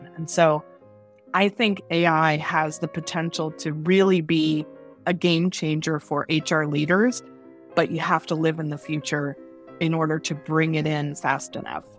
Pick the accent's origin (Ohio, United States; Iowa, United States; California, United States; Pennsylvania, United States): Ohio, United States; Dayton; I'm, uh, originally from Dayton, Ohio, the hub of the universe. and I grew up in a very traditional family.